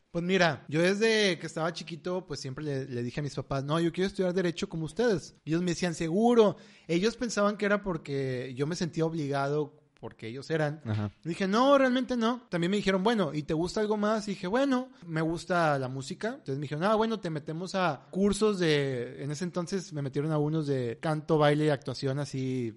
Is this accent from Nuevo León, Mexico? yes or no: yes; Monterrey, Nuevo León, Mexico; somos regios